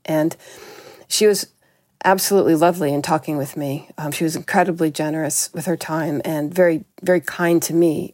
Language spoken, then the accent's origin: English; New York City, New York, United States; moved away; I grew up in New York City at a time when it was very violent.